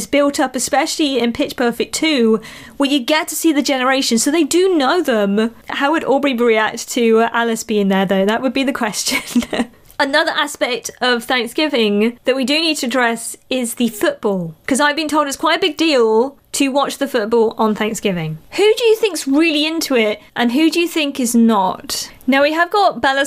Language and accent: English; United Kingdom; also born or lived in Malaysia; being from a country where rugby's pretty big here in the UK as well